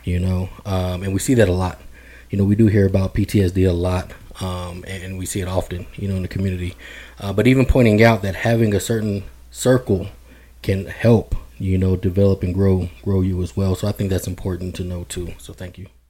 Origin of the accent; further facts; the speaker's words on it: Denver, Colorado, United States; I'm born and raised in Denver, Colorado